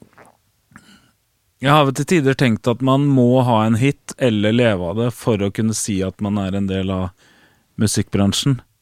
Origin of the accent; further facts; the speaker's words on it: Fredrikstad, Østfold, Norway; i Fredrikstad, der jeg kommer fra